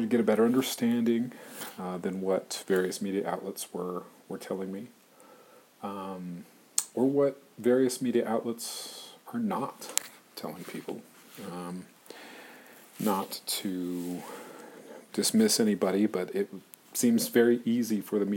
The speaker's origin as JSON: {"language": "English", "region": "Arizona", "country": "United States", "tie": "born or raised there", "said": "growing up in Arizona"}